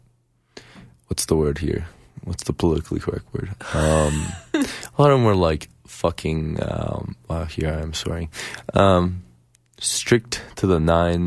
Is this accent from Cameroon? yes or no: no; Tehran, Tehran Province, Iran; now in Calgary, Canada; I come from the Middle East, so and from Tehran